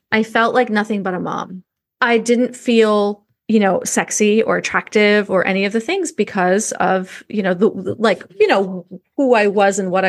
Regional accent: New York, United States; I remember because oh, I grew up in New York, and there we had these big trunks, and we would put them in the back of the closet

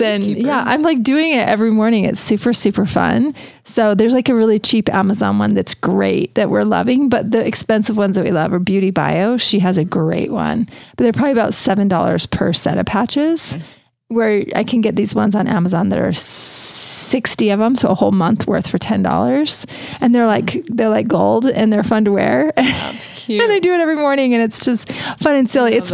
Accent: Richville, Utah, United States; I'm from Richville

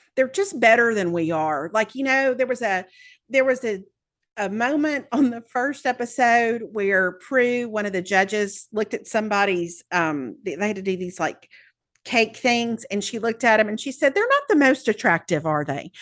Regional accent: the South, Southern United States, United States; accent: Southern; also born or lived in Birmingham; self-conscious about my accent here

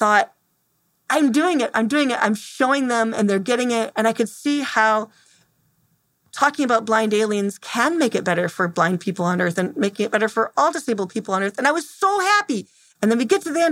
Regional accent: Temperance, Michigan, United States; I'm from Temperance, Michigan

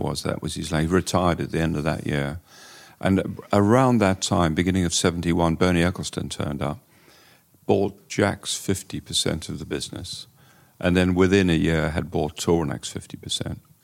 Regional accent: Durban, KwaZulu-Natal, South Africa; moved away as an adult; now in England; I grew up in Durban in a racing family

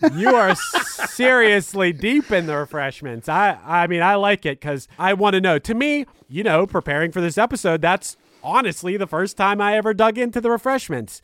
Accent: Pittsburgh, Pennsylvania, United States; I'm from Pittsburgh, Pennsylvania, and as far as, like, the local rock music scene when I was growing up

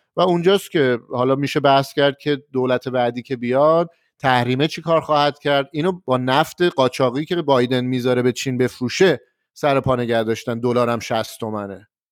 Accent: Tehran, Tehran Province, Iran; من از تهرانش

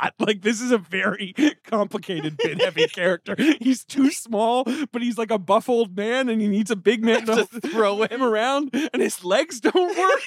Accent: United Kingdom; moved away; I grew up in the United Kingdom

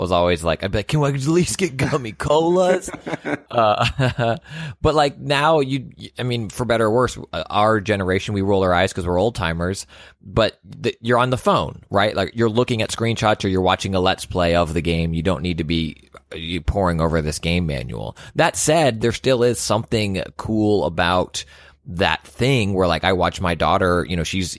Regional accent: California, United States; shout out to growing up in the Bay for a little bit.

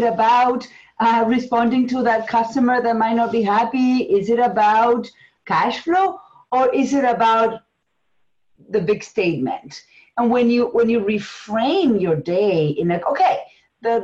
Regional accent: Argentina; English is a second language; moved away; It's English as a second language. I'm from Argentina

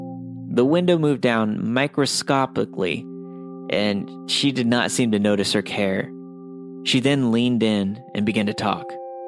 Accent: Seattle, Washington, United States; born there; also born or lived in Mount Shasta; I was born in Seattle, but at this time my family had been living in Mount Shasta, which is a small town in Northern California.

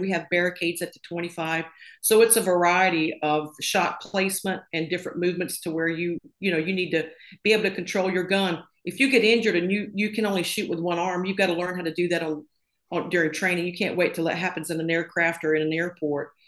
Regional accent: a little town outside of Tupelo, Mississippi, United States; moved away as an adult; also born or lived in Florida; I grew up in a little town outside of uh, Tupelo, Mississippi

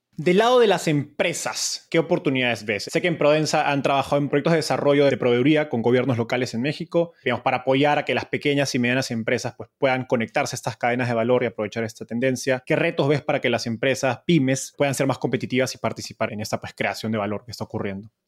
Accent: Peru; Como peruano

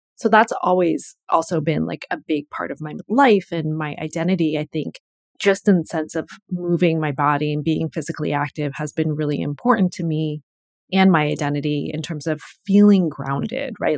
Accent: Connecticut, United States; I grew up in Connecticut

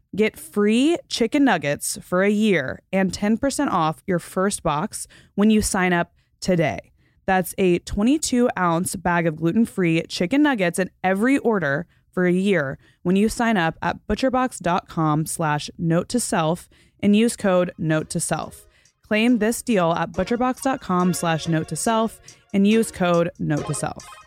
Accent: the South, United States; also born or lived in Florida / Texas; growing up in Florida and Texas

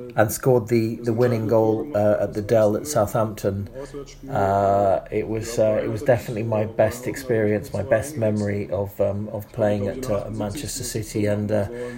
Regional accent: East Germany, Germany; English is a second language; I knew him from East Germany, where we both come from

